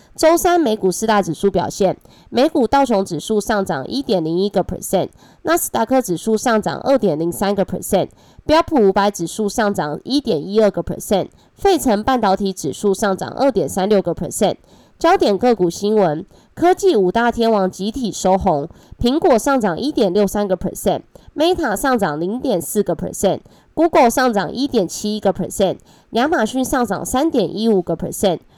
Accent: Taiwan; accent: Taiwanese Mandarin; 我是台湾国语界最正的俏妞

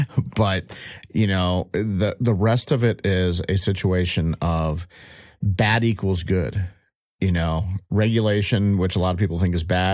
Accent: United States; even though I'm an American attorney

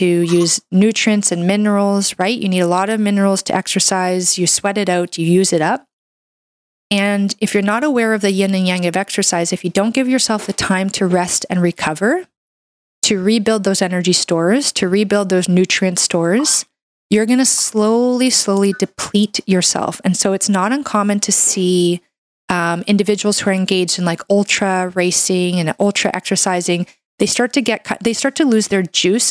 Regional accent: Canada; I'm a Canadian medical doctor

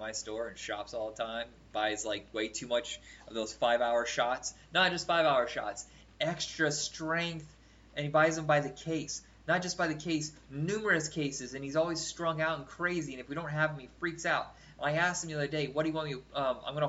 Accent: Indiana, United States; I grew up in Indiana

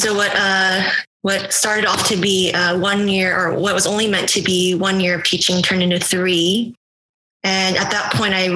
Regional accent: Houston, Texas, United States; moved away as an adult; also born or lived in Miami; I'm originally from Houston, Texas

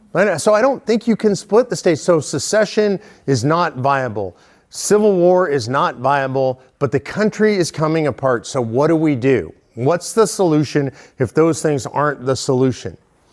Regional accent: Texas, United States; Look, I'm from Texas. People in Texas like to talk about secession.

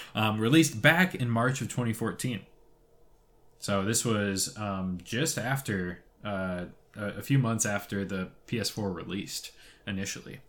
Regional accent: Toronto, Ontario, Canada; I'm from Toronto.

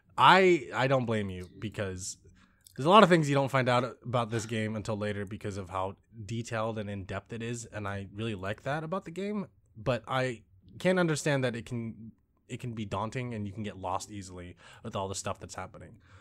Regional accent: United States; me being American and Lisa also being American

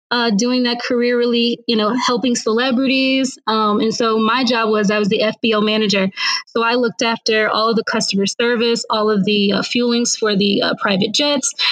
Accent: Indianapolis, Indiana, United States; also born or lived in San Diego; now in Austin, United States; I'm originally from Indianapolis, Indiana.

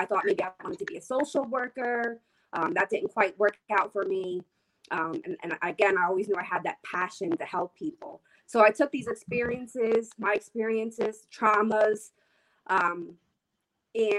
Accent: Reading, Pennsylvania, United States; I was raised in Reading by a single mom

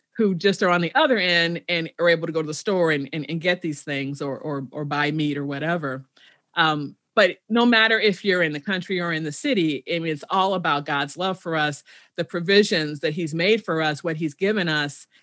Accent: Chicago, Illinois, United States; I'm originally from Chicago, south side of Chicago.

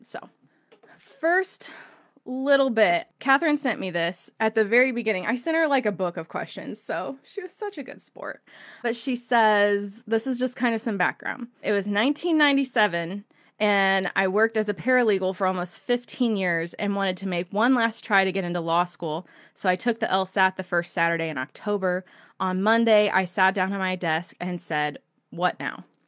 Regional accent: Indiana, United States; I'm from Indiana

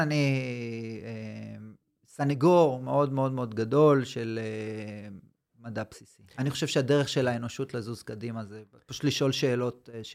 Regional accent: Tel Aviv, Tel Aviv District, Israel; moved away as an adult; now in Southern Israel; אני במקור מתל אביב, עברתי דרומה

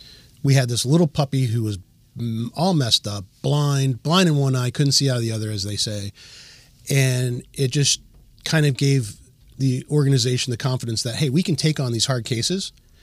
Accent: Medford, New Jersey, United States; Medford. People don't know Medford, but they know Cherry Hill.

